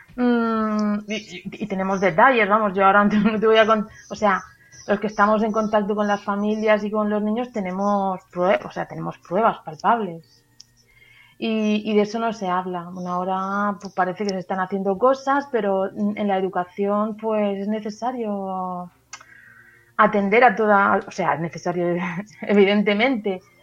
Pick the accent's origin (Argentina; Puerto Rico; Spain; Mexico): Spain; Valencia, Valencian Community; now in Murcia, Spain; Vivo aquí en Murcia, soy de Valencia, pero trabajo en Murcia